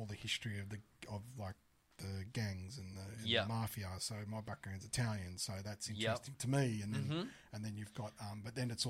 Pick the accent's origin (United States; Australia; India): Australia; We're from Australia.